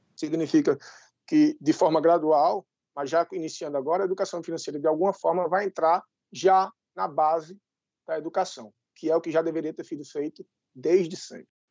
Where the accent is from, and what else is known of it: Brazil